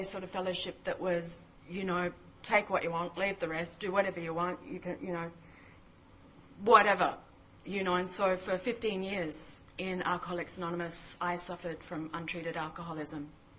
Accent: Mullumbimby, New South Wales, Australia; I was from Byron Bay, Mullumbimby, up in northern New South Wales

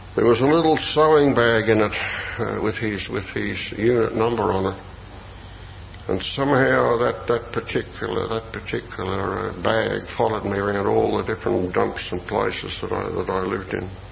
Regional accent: Melbourne, Victoria, Australia; I came from North Melbourne

